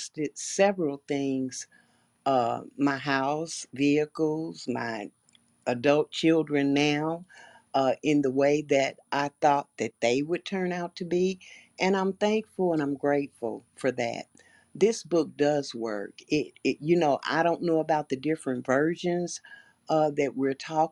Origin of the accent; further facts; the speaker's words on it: Chicago, Illinois, United States; I was born and raised in Chicago